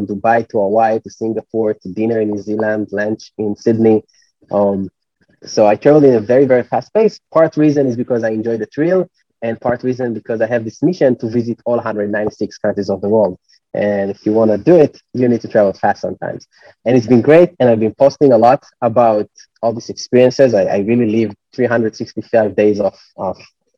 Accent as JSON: {"language": "English", "country": "Israel", "moved": "as an adult", "said": "I come from Israel, startup nation, a lot of people work in tech"}